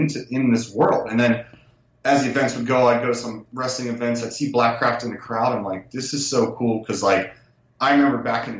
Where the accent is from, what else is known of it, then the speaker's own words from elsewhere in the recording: Pittsburgh, Pennsylvania, United States; now in California, United States; I grew up in Pittsburgh